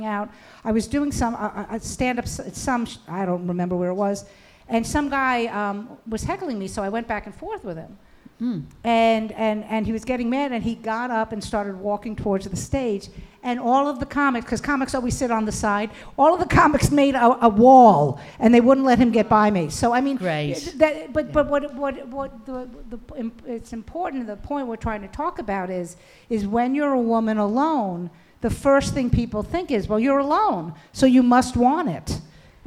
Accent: New York City, New York, United States; I'm from Brooklyn

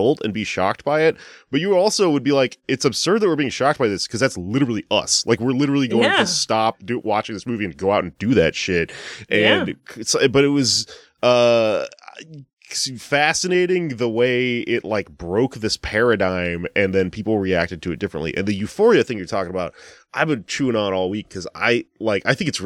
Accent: Houston, Texas, United States; I grew up in Southwest Houston

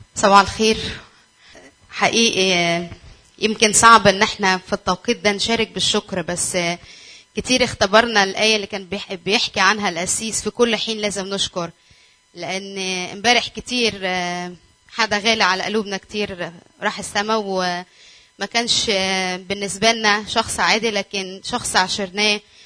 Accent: Egypt; moved away as an adult; now in Lebanon; احنا من مصر

